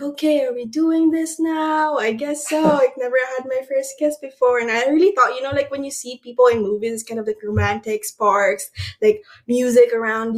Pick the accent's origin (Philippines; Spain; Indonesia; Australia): Philippines; Aklan; moved away as an adult; now in Los Angeles, United States; Born and raised from a little town called Aklan